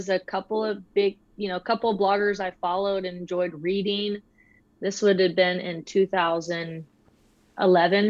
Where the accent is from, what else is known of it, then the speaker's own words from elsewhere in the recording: Austin, Texas, United States; now in Georgetown, United States; native Texan, born in Austin